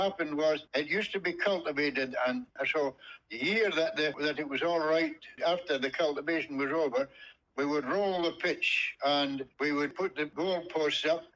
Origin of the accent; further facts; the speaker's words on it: Roy Bridge, Scotland, United Kingdom; moved away as an adult; now in Australia; I was born in Bohunton, Roy Bridge, on the 5th of June 1928, and I stayed all my life in Bohunton until I came out to Australia.